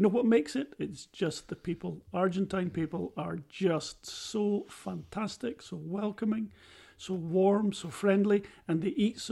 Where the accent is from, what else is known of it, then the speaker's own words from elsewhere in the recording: Scotland, United Kingdom; We're from Scotland.